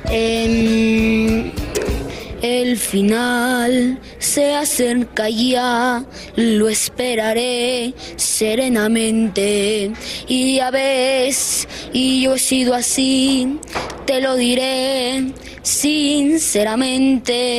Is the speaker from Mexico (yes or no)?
yes; Monterrey, Nuevo León, Mexico; Soy de Monterrey, Nuevo León